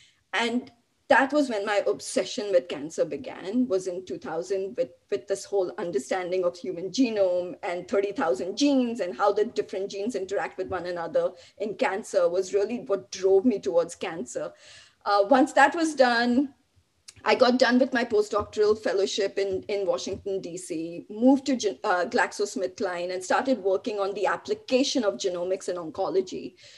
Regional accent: Mumbai, Maharashtra, India; now in Buffalo, United States; You know, I moved from Bombay to Buffalo. Talk about, 90 degree weather, landed straight in minus 10 degree weather.

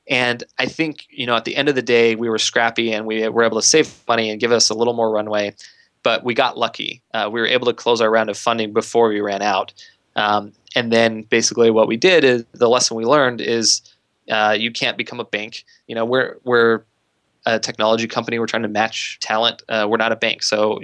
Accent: Idaho, United States; So like I said, I grew up in Idaho. I was perfectly happy there.

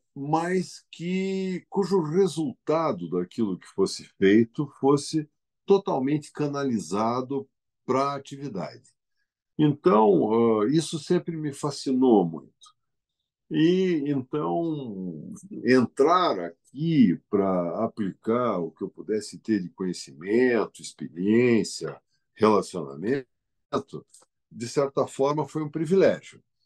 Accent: Curitiba, Paraná, Brazil; moved away; also born or lived in São Paulo; Eu, como cidadão, sou nascido em Curitiba

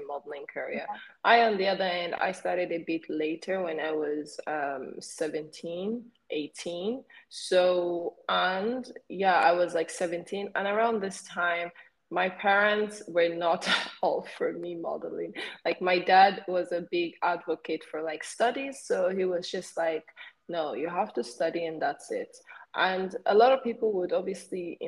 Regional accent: Sweden; Learn my Swedish because you know I'm from Sweden

